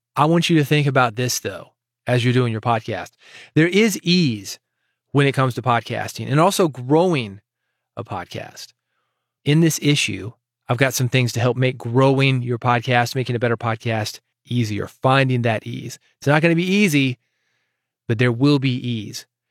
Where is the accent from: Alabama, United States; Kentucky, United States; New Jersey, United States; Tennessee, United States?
Tennessee, United States; Nashville; I was born in Nashville